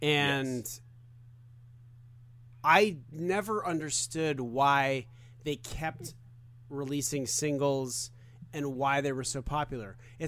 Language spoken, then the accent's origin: English; Tucson, Arizona, United States; Arizona, Tucson.